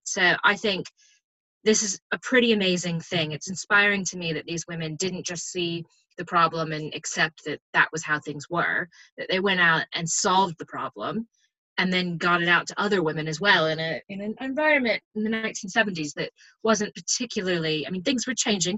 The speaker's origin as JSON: {"language": "English", "country": "United States", "said": "as an American"}